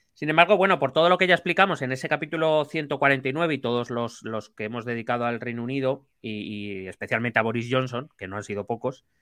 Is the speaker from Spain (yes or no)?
yes; Spain; Aquí en España